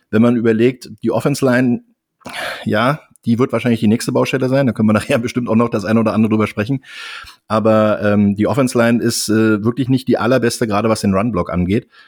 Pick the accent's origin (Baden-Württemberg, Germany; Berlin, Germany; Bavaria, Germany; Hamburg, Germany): Berlin, Germany; Ich komme aus Berlin und bin seit über 32 Jahren im Football tätig